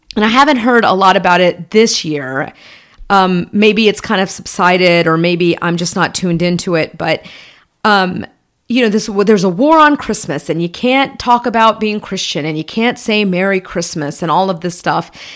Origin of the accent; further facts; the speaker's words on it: Atlanta, Georgia, United States; Growing up in Atlanta, just south of the city in Georgia, in the Bible Belt